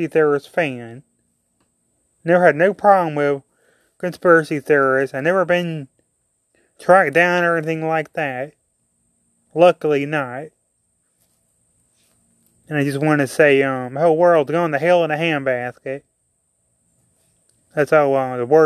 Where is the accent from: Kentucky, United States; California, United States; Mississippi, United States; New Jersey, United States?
Mississippi, United States; I'm from Mississippi